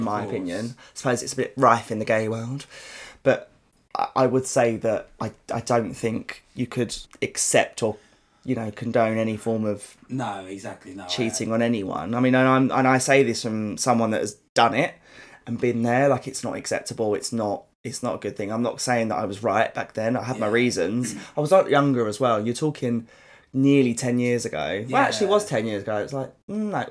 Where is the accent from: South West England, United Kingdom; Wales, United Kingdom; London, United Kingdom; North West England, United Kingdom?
London, United Kingdom; accent: South London; I'm from South London and it's not a nice accent. It's really harsh